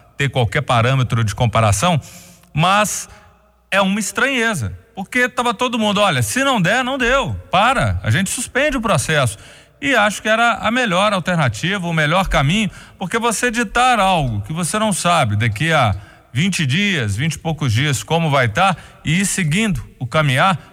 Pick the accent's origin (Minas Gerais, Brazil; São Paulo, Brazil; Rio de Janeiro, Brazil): Minas Gerais, Brazil; a gente é mineiro